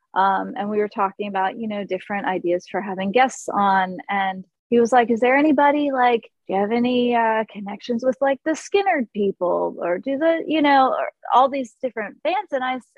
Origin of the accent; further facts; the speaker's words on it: Florida, United States; I'm from the Orange Blossom State.